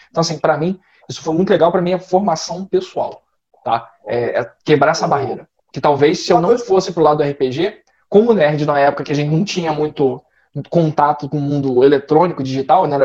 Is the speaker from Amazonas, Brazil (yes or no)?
no; interior of Rio de Janeiro, Brazil; Nós somos do interior do. Cidade do interior